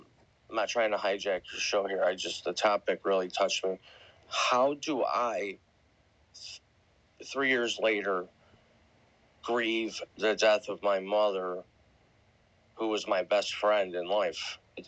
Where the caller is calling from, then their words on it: Buffalo, New York, United States; I'm coming live from Buffalo, New York, and I appreciate you bringing me up.